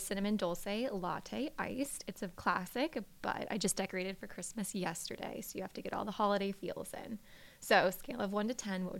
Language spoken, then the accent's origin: English; Naples, Florida, United States; I'm from Naples, Florida, originally.